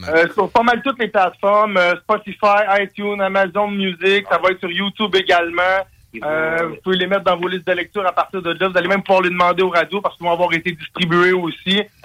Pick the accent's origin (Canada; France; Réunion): Canada; Saint-Constant, Quebec; moved away; je viens de Saint-Constant, euh, ça arrive tout de Montréal.